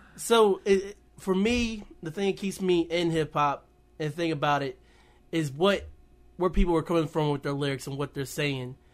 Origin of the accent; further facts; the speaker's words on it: West Virginia, United States; also born or lived in Winchester, Virginia; I grew up in Winchester, Virginia, until I was nine, and I moved to Caton Bridge, West Virginia, like, a tiny, tiny town